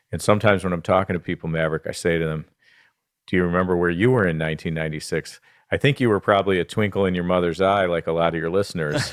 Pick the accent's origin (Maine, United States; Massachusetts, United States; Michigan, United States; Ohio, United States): Michigan, United States; Southfield; So I was born and raised in Southfield, Michigan. I've spent most of my life uh, here in Michigan, so I'm a Michigan guy.